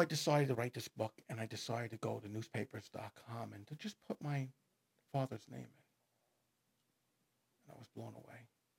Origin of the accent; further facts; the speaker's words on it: Merrick, New York, United States; Now, growing up in Merrick, I knew some of these guys. I mean, they don't make separate high schools for these guys.